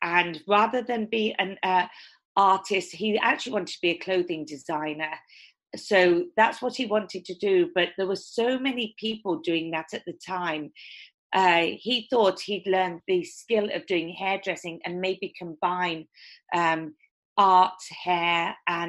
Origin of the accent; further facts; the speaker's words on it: Torquay, South West England, United Kingdom; now in Los Angeles, United States; I'm from a small town called Devonshire, which is southwest England, and it's where all the surfing happens, and it's very coastal